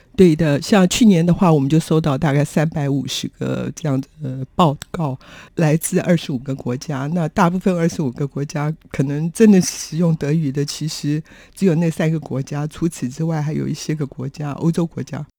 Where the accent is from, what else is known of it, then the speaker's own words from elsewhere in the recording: Taiwan; 我说我从台湾来